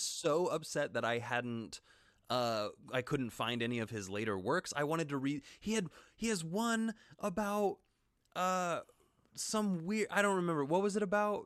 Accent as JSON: {"language": "English", "town": "Wichita", "region": "Kansas", "country": "United States", "moved": "yes", "lives_now": "Los Angeles, United States", "said": "I'm from Wichita, Kansas. I haven't been back but one time since I moved to L A."}